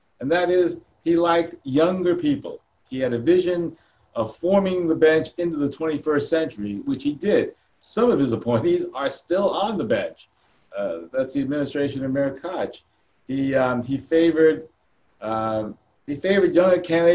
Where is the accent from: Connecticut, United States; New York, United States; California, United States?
New York, United States; New York City; I grew up in Queens